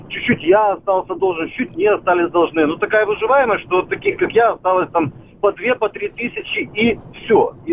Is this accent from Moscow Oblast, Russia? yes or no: yes; Lyubertsy, Moscow Oblast, Russia; Я из Люберец, Московской